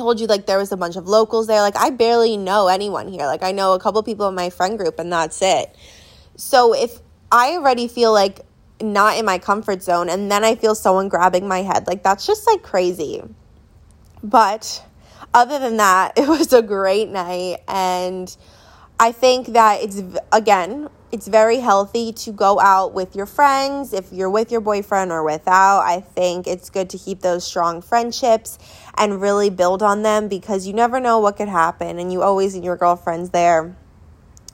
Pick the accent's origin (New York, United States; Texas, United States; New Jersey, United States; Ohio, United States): New Jersey, United States; moved away; we're back home in my hometown